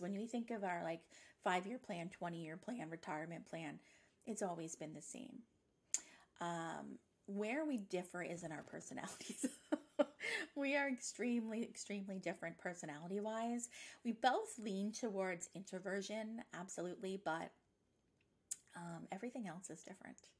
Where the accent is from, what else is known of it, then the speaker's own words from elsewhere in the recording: Nova Scotia, Canada; moved away as an adult; now in Ontario, Canada; I'm from Nova Scotia, but I've been living in Ontario for 10 years this summer.